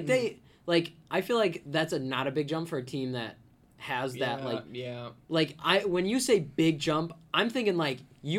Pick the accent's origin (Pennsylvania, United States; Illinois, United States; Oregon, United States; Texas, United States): Illinois, United States; Chicago; we're all from Chicago area